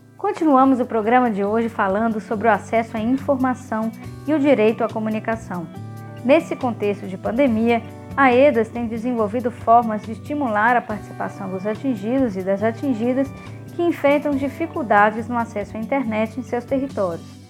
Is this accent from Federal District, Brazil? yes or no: no; Brumadinho, Minas Gerais, Brazil; Sou daqui da, da região do Massangano, em Brumadinho.